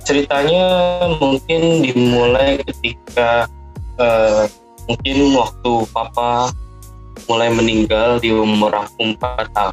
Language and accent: Indonesian; Jakarta, Indonesia; Asal saya asal dari Jakarta.